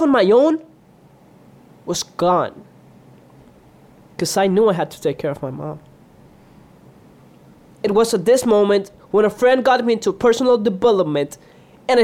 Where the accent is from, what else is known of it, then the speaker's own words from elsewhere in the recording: Puerto Rico; also born or lived in Dominican Republic; I'm a Dominican from Puerto Rico.